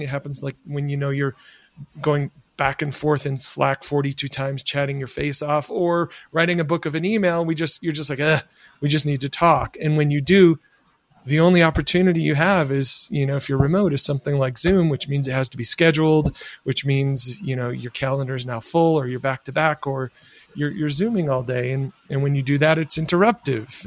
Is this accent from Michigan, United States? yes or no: yes; rural Michigan, United States; where I grew up in, in rural Michigan